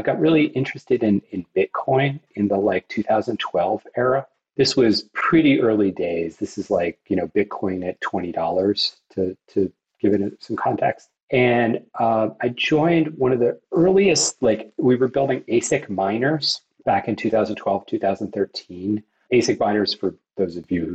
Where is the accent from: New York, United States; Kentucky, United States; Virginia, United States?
Virginia, United States; Fairfax; I was really blessed to be born in Fairfax, Virginia, just outside of Washington, D.C.